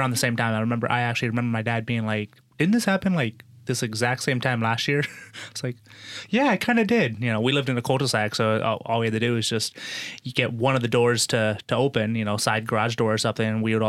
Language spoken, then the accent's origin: English; Noblesville, Indiana, United States; moved away; I grew up in Indiana, 11 years in Indiana. Where? So, Noblesville, just north of Indianapolis.